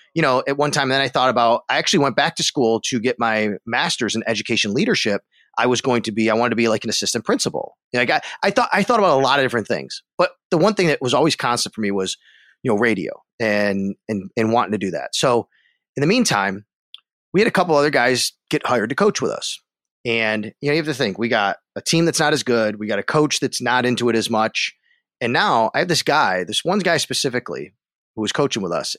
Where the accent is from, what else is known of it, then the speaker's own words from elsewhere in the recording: Buffalo, New York, United States; moved away as an adult; also born or lived in Florida / Syracuse; a friend of mine here in Buffalo that I grew up